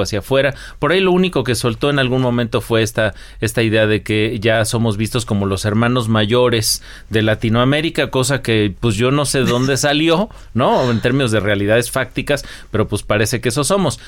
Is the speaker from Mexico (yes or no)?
yes; Mexico